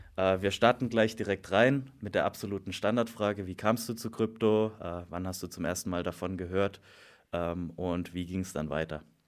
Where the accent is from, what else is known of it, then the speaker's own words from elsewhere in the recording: Black Forest, Baden-Württemberg, Germany; aus auch meiner Heimat, aus dem Schwarzwald